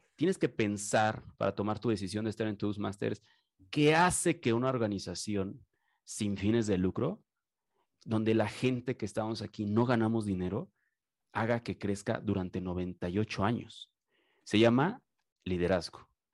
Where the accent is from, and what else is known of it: Mexico